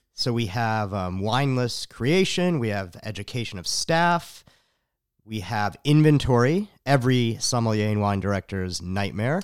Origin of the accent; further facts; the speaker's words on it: Chicago, Illinois, United States; now in Austin, United States; I'm from Chicago